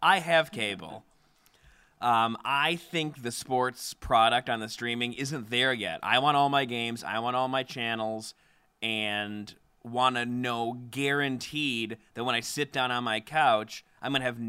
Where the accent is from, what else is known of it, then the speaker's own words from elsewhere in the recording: Chicago, Illinois, United States; now in Philadelphia, United States; I'm from Chicago. I live in Philly now